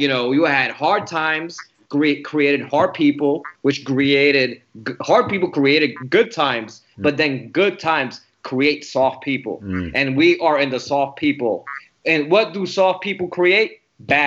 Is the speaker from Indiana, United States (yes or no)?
no; New York City, New York, United States; moved away; also born or lived in Puerto Rico; I grew up in the Bronx in the 80s, which wasn't easy.